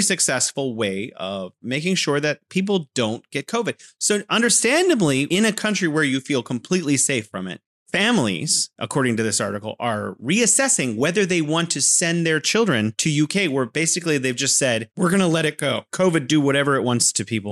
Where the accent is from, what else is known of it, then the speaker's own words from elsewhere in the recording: California, United States; now in Wuhan, China; I'm originally from California, but now I'm living in beautiful Wuhan, China